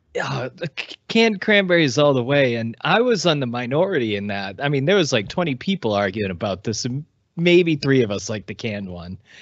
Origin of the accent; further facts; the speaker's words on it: Massachusetts, United States; growing up in Massachusetts, we're surrounded by apple trees